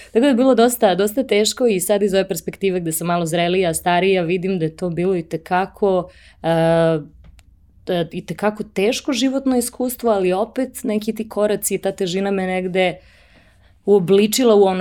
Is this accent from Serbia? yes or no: yes; Pančevo, Vojvodina, Serbia; moved away as an adult; also born or lived in Belgrade / Paris; jednog malog grada gde sam odrasla, odrasla sam u Pančevu